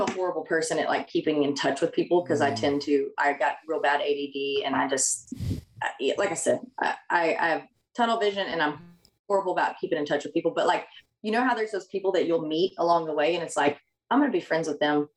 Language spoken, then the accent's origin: English; Oklahoma, United States; moved away as an adult; also born or lived in Texas; I came from Oklahoma